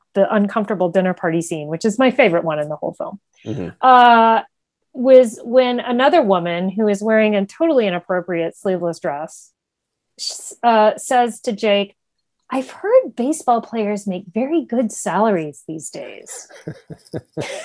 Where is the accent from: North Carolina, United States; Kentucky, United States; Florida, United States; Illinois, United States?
North Carolina, United States; growing up in North Carolina in the 80s